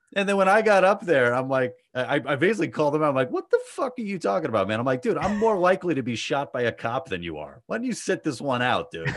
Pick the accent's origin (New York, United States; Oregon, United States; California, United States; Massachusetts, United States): New York, United States; New York City; I grew up in Queens